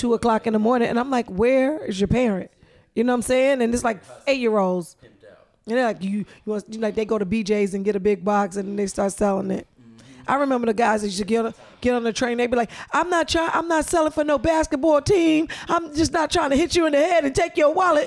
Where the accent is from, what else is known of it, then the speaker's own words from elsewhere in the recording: New York City, New York, United States; moved away; I'm from New York